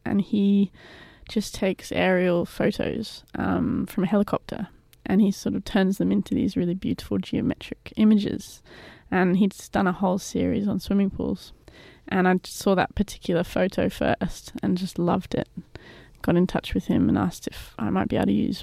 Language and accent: English; England, United Kingdom; now in Australia; I am English